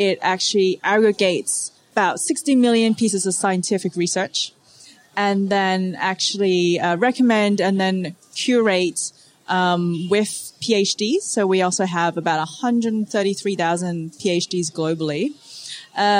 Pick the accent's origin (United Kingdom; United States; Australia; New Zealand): Australia; also born or lived in Hong Kong; my family's originally from Hong Kong and I grew up in Australia